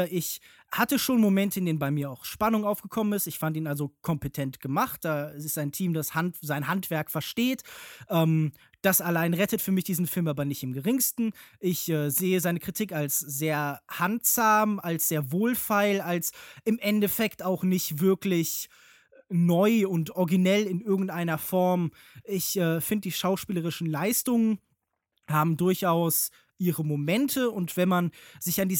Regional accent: Cologne, North Rhine-Westphalia, Germany; Ich komme ja auch ursprünglich aus Köln

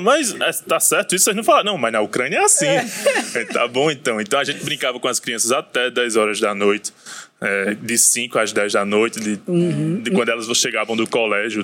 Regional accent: Brazil; quando falava que era brasileiro

